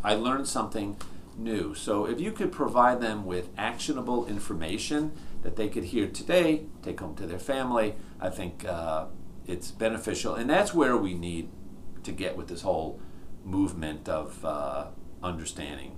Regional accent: New York, United States; I grew up in New York, uh, your typical, uh, you know, New York Italian family.

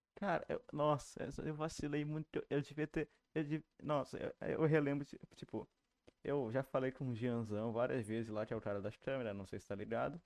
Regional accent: Rio de Janeiro, Brazil; eu sou da Tijuca.

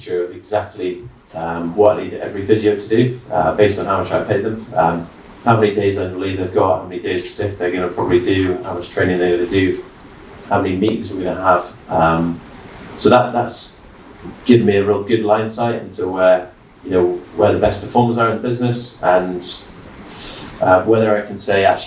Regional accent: York, Yorkshire and the Humber, United Kingdom; moved away; I'm from York originally

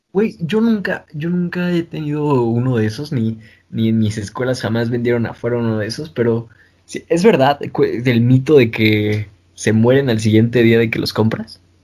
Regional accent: Mexico City, Mexico; nosotros los chilangos

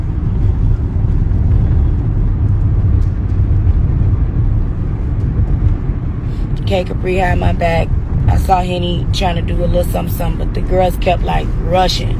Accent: Chicago, Illinois, United States; I'm from Chicago

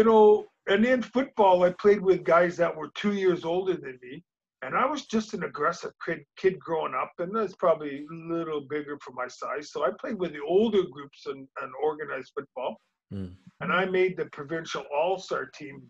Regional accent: Winnipeg, Manitoba, Canada; growing up in Winnipeg, I was probably best as a baseball player

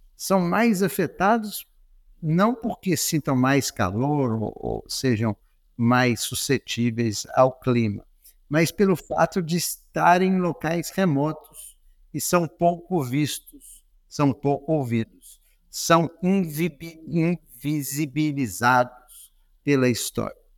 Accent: Belo Horizonte, Minas Gerais, Brazil; moved away; also born or lived in United States; eu nasci em Belo Horizonte, estudei num colégio jesuíta, Colégio Loyola

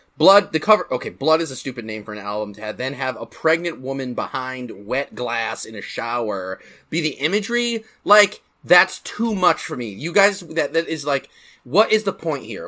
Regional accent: Grand Rapids, Michigan, United States; my hometown of Michigan, Grand Rapids, Michigan

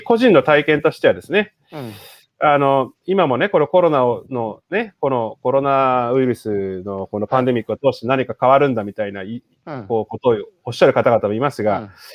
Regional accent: Chiba, Japan; moved away as an adult; also born or lived in Tokyo / Netherlands; 生まれは東京なんですけど、育ちは千葉県でして

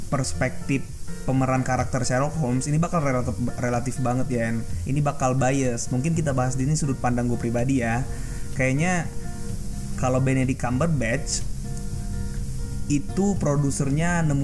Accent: Pagar Alam, South Sumatra, Indonesia; kebetulan di kampung halaman gue di pagar Pagarlam Sumatera Selatan gue punya kafe yang suka nonton bareng film lah

